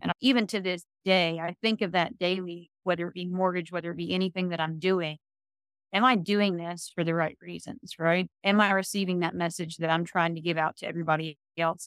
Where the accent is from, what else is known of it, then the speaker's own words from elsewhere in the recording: Virginia, United States; moved away as an adult; now in Tennessee, United States; I'm from Virginia originally, and we came down to Tennessee